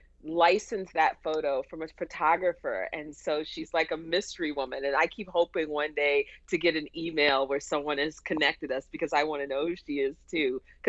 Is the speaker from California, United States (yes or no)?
no; Jacksonville, Florida, United States; moved away as an adult; now in Pittsburgh, United States; I've lived in Pittsburgh longer than I lived in Jacksonville. So I'm Jacksonville born and raised, but I've been in Pittsburgh for 23 years now.